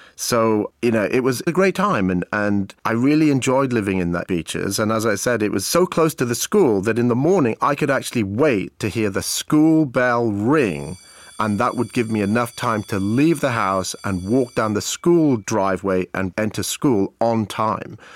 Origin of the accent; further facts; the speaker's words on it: Abergavenny, Wales, United Kingdom; also born or lived in Cape Town, South Africa / Maidenhead, England; in nineteen seventy-four, we moved from Maidenhead to a town called Abergavenny in South Wales. I was about ten years of age